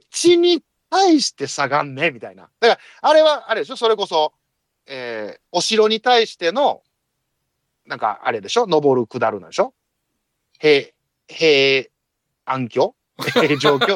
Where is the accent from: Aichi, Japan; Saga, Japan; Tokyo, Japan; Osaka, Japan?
Osaka, Japan; 大阪人やからね